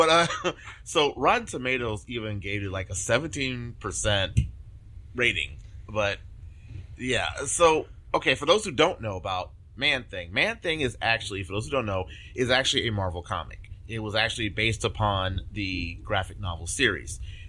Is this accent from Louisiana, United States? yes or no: yes; Louisiana, United States; moved away; I'm from Louisiana originally